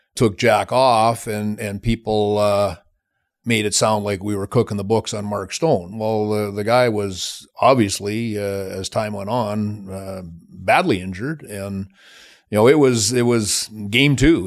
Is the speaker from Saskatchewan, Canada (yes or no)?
yes; Plenty, Saskatchewan, Canada; moved away as an adult; also born or lived in Michigan; I'm from Saskatchewan. I, I, uh, grew up on a farm